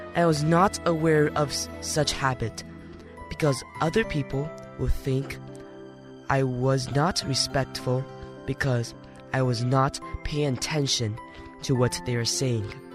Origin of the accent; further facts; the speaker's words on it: Tainan, Taiwan; I'm from Tainan